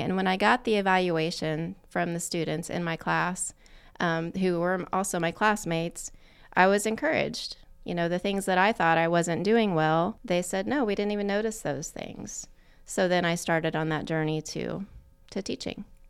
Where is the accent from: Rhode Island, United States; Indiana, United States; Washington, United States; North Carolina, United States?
Indiana, United States; Yorktown; Grew up in Yorktown, graduated from Yorktown High School